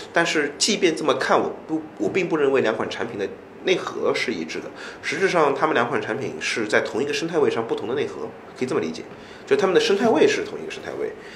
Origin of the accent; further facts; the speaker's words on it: China; 我作为一个中国人